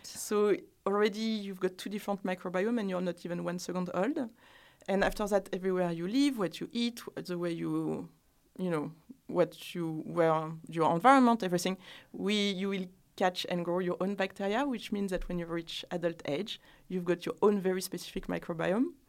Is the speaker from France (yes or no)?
yes; France; accent: French; English is a second language; moved away as an adult; also born or lived in Ireland; now in London, United Kingdom; French women